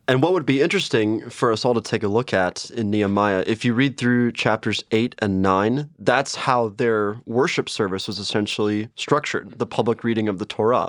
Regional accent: St. Louis, Missouri, United States; moved away; also born or lived in Chicago; I am from Saint Louis, Missouri, and I've gone to Lutheran schools my entire life, so Lutheran grade school, Lutheran high school

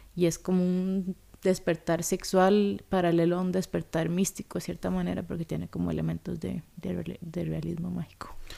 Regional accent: Costa Rica; moved away as an adult; also born or lived in Sweden; crecí en Costa Rica, hice toda la escuela alcohol acá

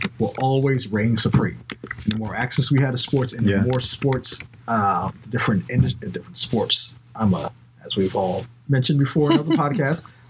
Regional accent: New Jersey, United States; I'm from New Jersey

